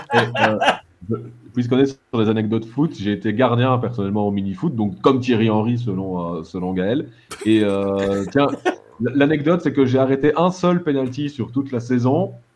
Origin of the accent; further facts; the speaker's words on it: Belgium; en tant que Belges